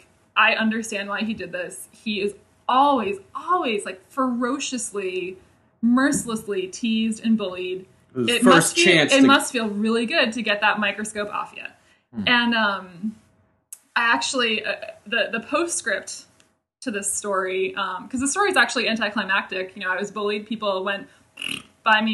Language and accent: English; Salem, New Hampshire, United States; moved away as an adult; now in New York City, United States; as soon as we got back to Salem, my hometown